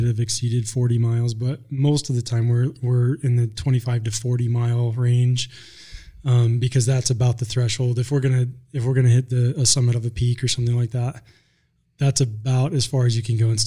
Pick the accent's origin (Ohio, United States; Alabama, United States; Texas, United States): Texas, United States; Dallas area of; moved away as an adult; now in Sweetwater County, Wyoming, United States; I actually grew up in the Dallas area of Texas, a suburb of Dallas.